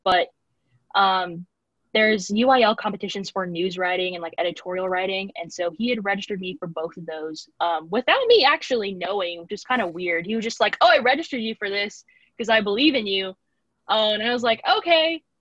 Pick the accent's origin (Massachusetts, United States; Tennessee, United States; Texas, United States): Texas, United States; Corpus Christi; moved away as an adult; also born or lived in San Marcos, Texas; I'm originally from Corpus Christi, Texas